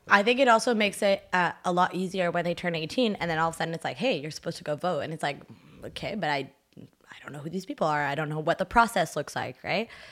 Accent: Ottawa, Ontario, Canada; first language French; English is a second language; also born or lived in Haiti; je viens d'Ottawa

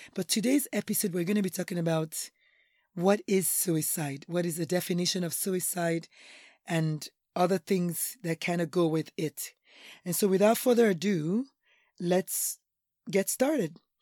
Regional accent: Nigeria; now in United States; I'm Nigerian

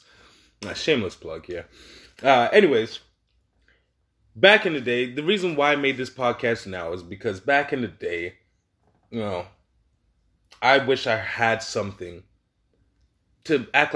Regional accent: Toronto, Ontario, Canada; moved away as an adult; also born or lived in Caribbean (family); now in Regina, Canada; I'm from Toronto, you know, born and raised Toronto, Canada.

